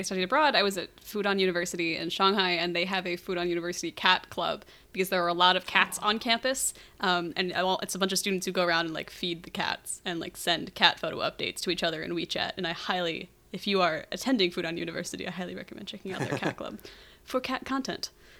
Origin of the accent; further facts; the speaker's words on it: United Kingdom; This is a serious scientific question of national importance to me as a Brit.